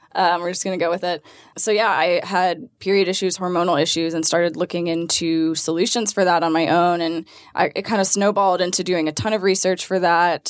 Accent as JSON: {"language": "English", "town": "Atlanta", "region": "Georgia", "country": "United States", "tie": "born or raised there", "said": "born and raised in Atlanta"}